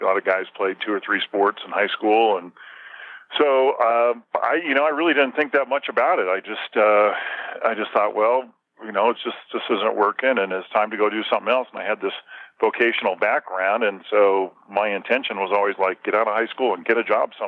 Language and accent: English; Southern California, United States; now in Park City, United States; I grew up in Southern California